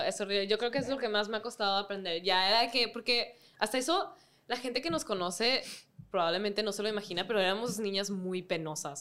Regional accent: Mexico; siendo mexicanas

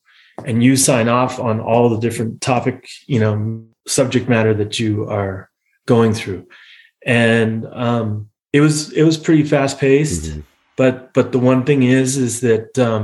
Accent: United States; moved away as an adult; also born or lived in Munich, Germany; as an American

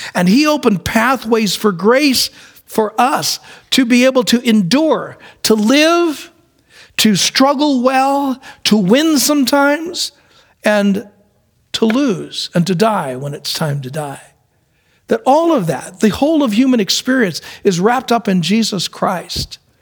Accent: New York City, New York, United States; I was born in New York City. And my mom used to take us around the city

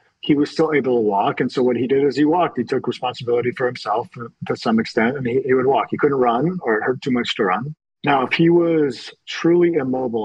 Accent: Canada; as a Canadian

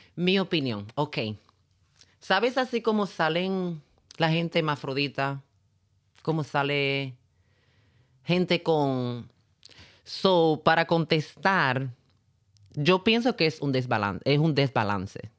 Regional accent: San Juan, Puerto Rico; yo me crié en Puerto Rico

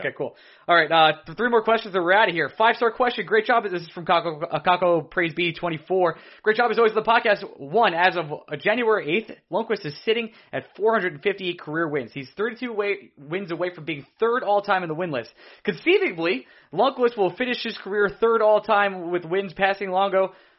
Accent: New Jersey, United States; Growing up in New Jersey as a Ranger fan

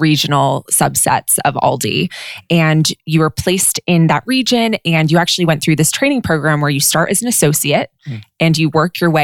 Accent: Westchester County, New York, United States; moved away as an adult; also born or lived in Los Angeles, California / Southern California; now in Northern California, United States; I grew up in an area called Westchester County, which is a suburb of New York City

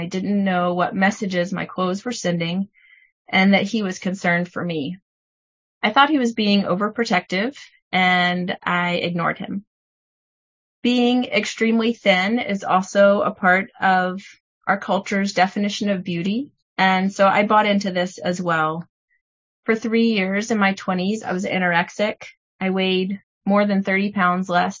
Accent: Tennessee, United States; I grew up in Tennessee in a church that didn't teach anything about modesty

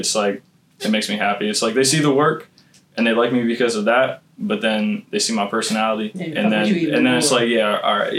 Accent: Boiling Springs, Pennsylvania, United States; I'm from Boiling Springs. Not Carlisle. Boiling Springs

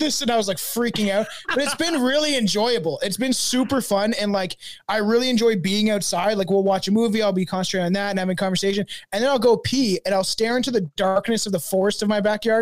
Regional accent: Canada; I'm Canadian

